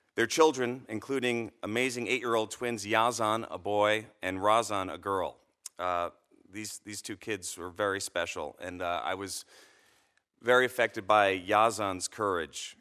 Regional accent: United States; As an American

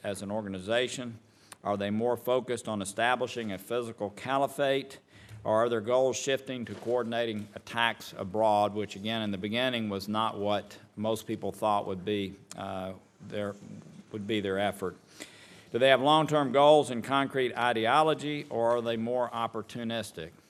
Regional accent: Chattanooga, Tennessee, United States; my hometown of Chattanooga

